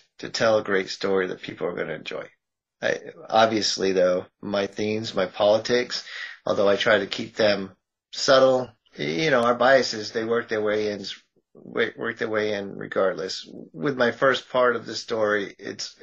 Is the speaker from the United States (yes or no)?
yes; Massachusetts, United States; I'm from Massachusetts